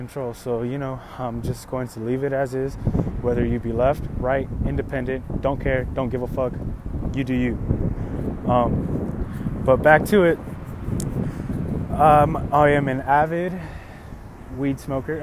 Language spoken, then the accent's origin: English; Los Angeles, California, United States; I was born in Van Nuys, California. But I come from Latin and Chicano heritage